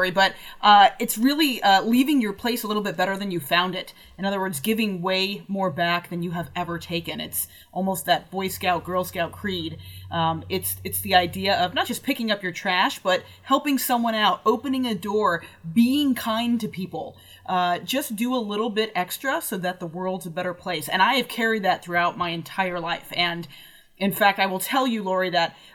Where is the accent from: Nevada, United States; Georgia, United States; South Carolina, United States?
Nevada, United States; moved away as an adult; also born or lived in Massachusetts; I'm from Nevada